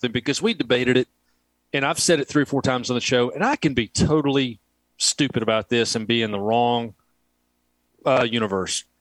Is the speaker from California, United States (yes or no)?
no; Florence, Alabama, United States; I'm from Florence, Muscle Shoals area, Alabama